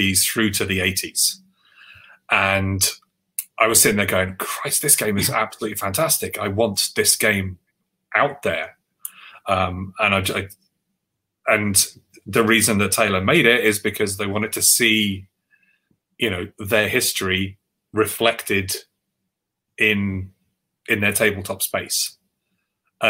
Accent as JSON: {"language": "English", "region": "London", "country": "United Kingdom", "tie": "born or raised there", "said": "the white Catholic Irish boy growing up in Northwest London in the 80s"}